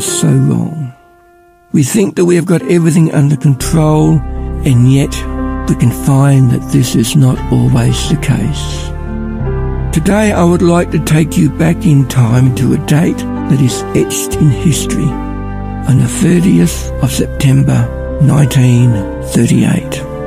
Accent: Ballarat, Victoria, Australia; I'm from Ballarat

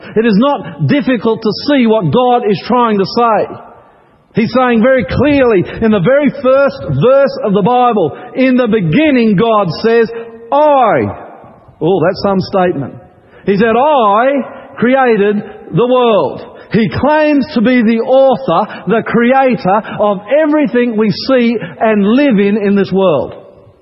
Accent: Queensland, Australia; I grew up in Queensland

